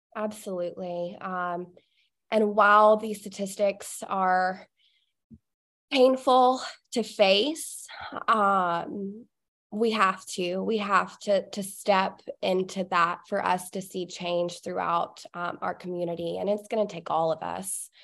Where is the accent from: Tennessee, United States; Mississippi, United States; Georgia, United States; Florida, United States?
Georgia, United States; Cartersville; my hometown is Cartersville